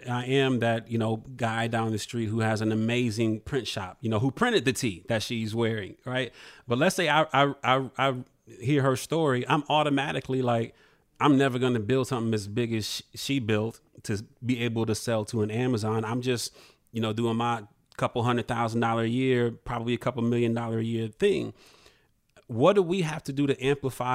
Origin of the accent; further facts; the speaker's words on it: Toledo, Ohio, United States; moved away; also born or lived in Atlanta, Georgia; I grew up in the Midwest. I grew up in Toledo, Ohio